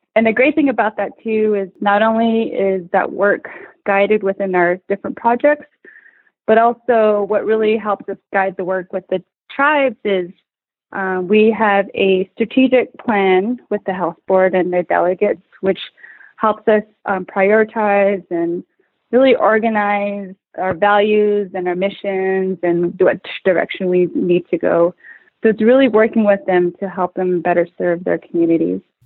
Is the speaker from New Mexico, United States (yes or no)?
yes; New Mexico, United States; now in Portland, United States; I'm originally from Vicente, New Mexico. It's a small rural community